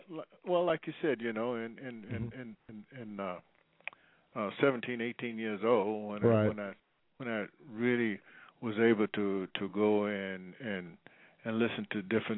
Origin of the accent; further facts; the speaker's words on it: Vicksburg, Mississippi, United States; now in Los Angeles, United States; until I moved from Vicksburg, Mississippi, to Los Angeles, California.